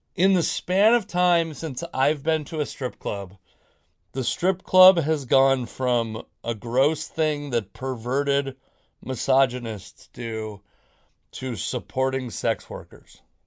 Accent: Washington, United States; I'm from Washington State

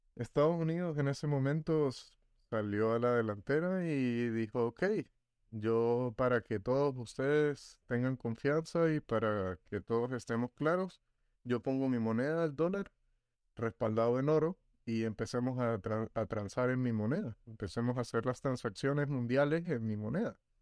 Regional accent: Venezuela; nosotros los venezolanos

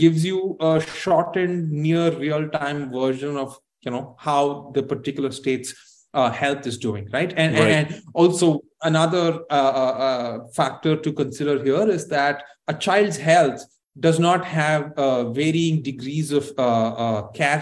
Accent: Tamil Nadu, India; my home state of Tamil Nadu

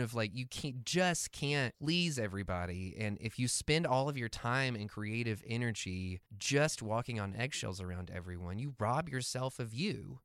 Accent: the Bible Belt, United States; growing up in the Bible Belt

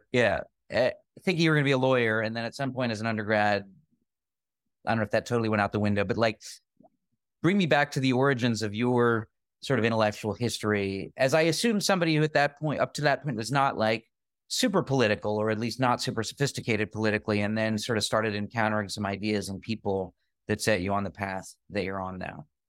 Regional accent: Springfield, Massachusetts, United States; I grew up in Springfield, Massachusetts

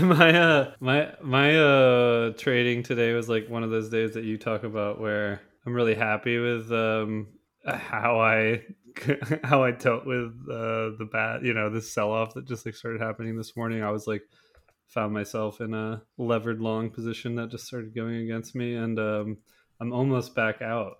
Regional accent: United States; as an American citizen

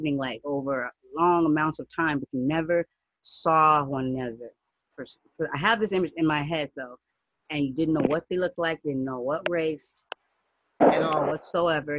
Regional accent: United States; I'm not from Africa. I'm black. I'm American

